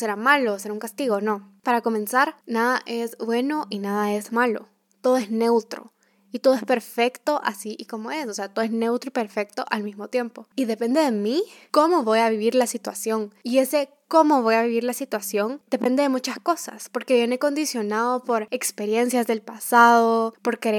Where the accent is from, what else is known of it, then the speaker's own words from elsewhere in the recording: Guatemala; also born or lived in El Salvador; desde que yo nací en Guatemala y con mis papás nos fuimos a vivir a El Salvador, de que mis papás se separaron, entonces me fui a vivir donde mis abuelos, luego que me regresé a vivir a Guatemala